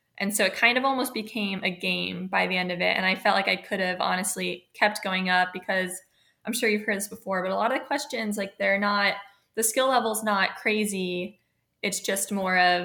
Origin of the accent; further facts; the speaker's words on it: Charleston, South Carolina, United States; moved away as an adult; now in Annapolis, United States; I'm from Charleston, South Carolina, and I graduated in 2017. So I went to a high school in North Charleston